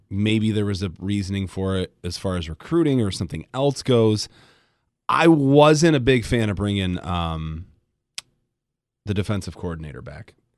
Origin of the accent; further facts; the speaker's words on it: Grand Rapids, Michigan, United States; I grew up in Grand Rapids